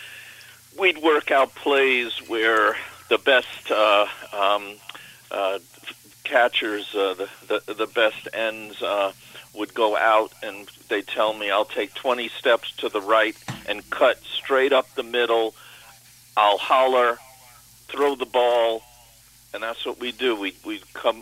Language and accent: English; New York City, New York, United States; growing up in Canarsie